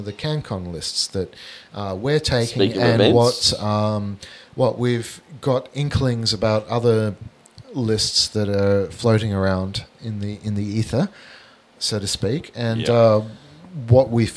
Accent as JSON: {"language": "English", "country": "Australia", "said": "because we're Australian"}